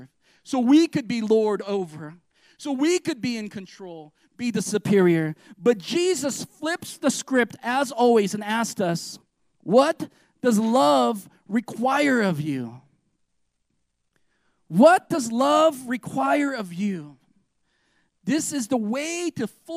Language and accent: English; United States; we're American Christians